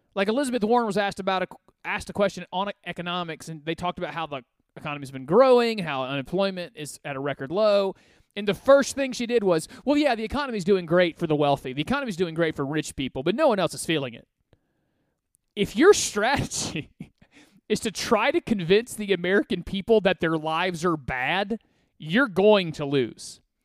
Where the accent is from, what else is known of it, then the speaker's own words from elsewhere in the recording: Côte d’Ivoire; now in United States; I call it my home country because I was born there